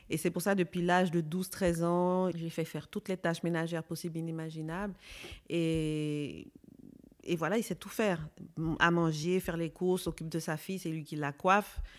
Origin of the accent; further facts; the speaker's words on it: Belgium; je sais que quand j'étais petite en Belgique, c'était, euh, on nous appelait les singes à l'école.